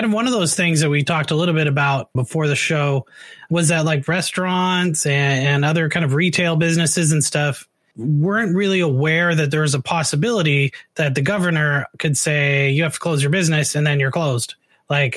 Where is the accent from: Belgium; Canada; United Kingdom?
Canada; now in Oregon, United States; I'm originally Canadian